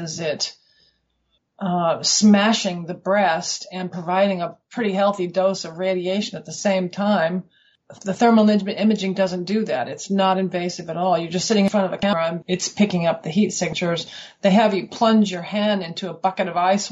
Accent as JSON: {"language": "English", "region": "Colorado", "country": "United States", "moved": "as an adult", "lives_now": "Western Australia, Australia", "said": "I'm from Colorado originally, and we came here in 1990."}